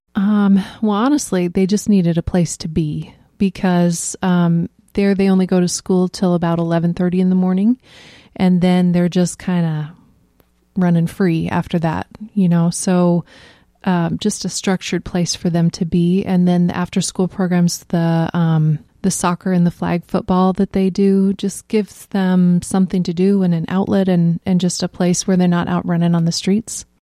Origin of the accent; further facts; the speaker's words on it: Iowa, United States; I grew up in Reesner.